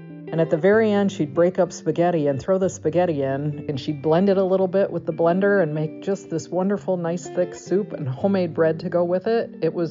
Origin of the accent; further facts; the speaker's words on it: Ottawa, Illinois, United States; I'm from Ottawa, Illinois.